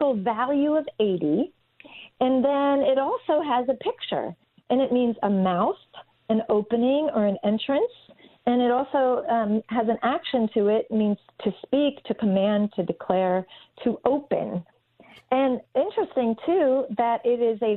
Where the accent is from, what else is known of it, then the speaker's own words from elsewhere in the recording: East Coast, United States; growing up on the East Coast